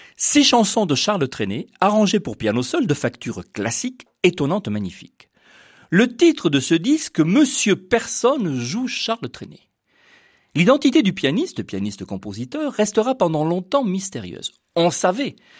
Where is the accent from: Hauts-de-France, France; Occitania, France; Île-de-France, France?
Île-de-France, France; Paris; chez nous à Paris